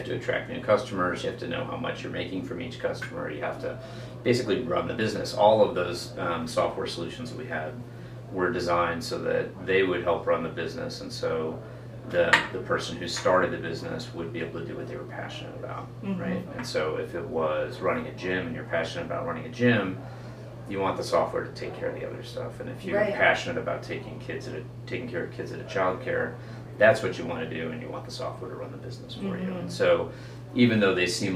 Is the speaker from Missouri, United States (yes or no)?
yes; St. Louis, Missouri, United States; also born or lived in Big Sky, Montana; born and raised in St. Louis, so been there a long time